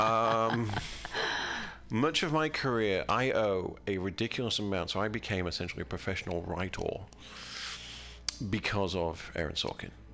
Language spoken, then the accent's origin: English; United Kingdom; now in United States; I'm from a British country. I'm from Great Britain